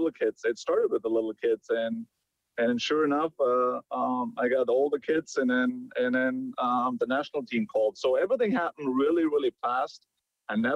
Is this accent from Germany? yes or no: yes; Germany; moved away; me being from Germany